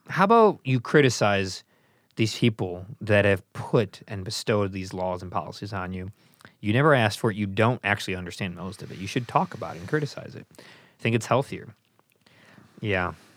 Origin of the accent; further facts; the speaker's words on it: United States; I'm an American